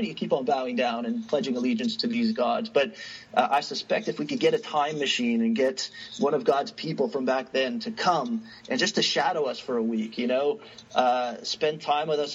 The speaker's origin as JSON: {"language": "English", "country": "Canada", "said": "as a Canadian sitting on this side of the border"}